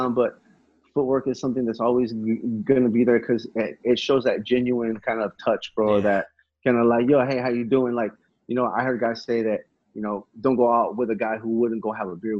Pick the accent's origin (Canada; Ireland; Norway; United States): United States; Salinas, California; I grew up in Salinas